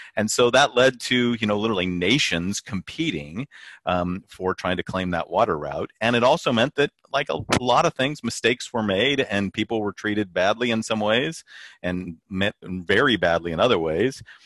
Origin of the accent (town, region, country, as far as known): California, United States